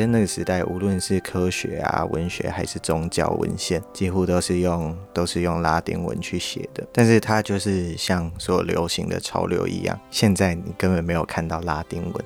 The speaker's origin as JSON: {"language": "Chinese", "country": "Taiwan", "said": "我们台湾人"}